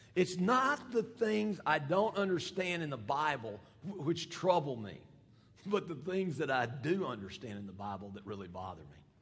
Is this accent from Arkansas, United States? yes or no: yes; Fayetteville, Arkansas, United States; I'm from Fayetteville